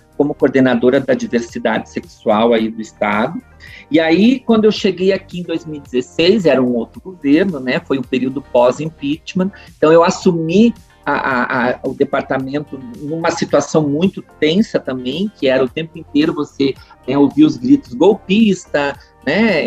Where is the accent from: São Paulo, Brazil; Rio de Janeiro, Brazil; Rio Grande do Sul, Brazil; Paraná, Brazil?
Rio Grande do Sul, Brazil; Montenegro; moved away as an adult; also born or lived in Porto Alegre / Brasília; eu nasci e me criei na Timbaúva